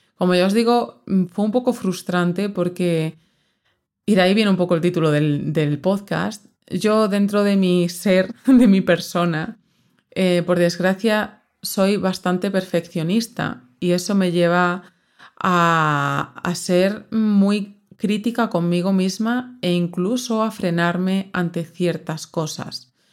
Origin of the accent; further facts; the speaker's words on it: southern Extremadura, Spain; moved away; yo soy del sur de Extremadura, muy al sur, de hecho estoy como a una hora, hora y cuarto de Sevilla